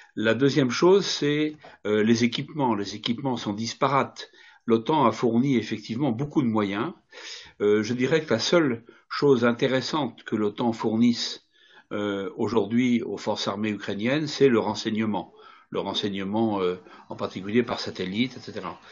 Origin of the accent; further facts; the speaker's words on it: France; je ne suis pas russe, hein, je regarde les choses euh, en tant que Français